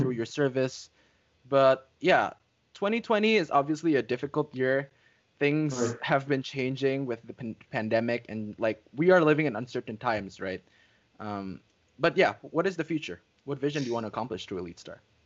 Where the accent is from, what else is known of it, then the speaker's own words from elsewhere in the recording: Indonesia; having been born and raised in Indonesia for um, like almost all my life.